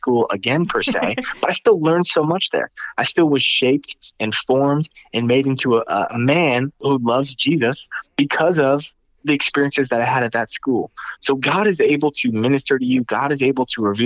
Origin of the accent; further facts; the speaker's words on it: Northeast, United States; I'm from the Northeast and I have a heart for the Northeast